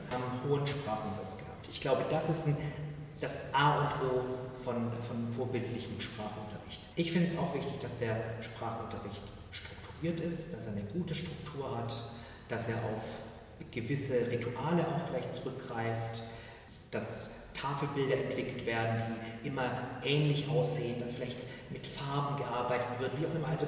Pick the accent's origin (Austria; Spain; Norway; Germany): Spain; ich bin selber halber Spanier. Das heißt, ich erzähle von meinen Großeltern, von meiner Mutter und ich erzähle, wie ich in Spanien aufgewachsen bin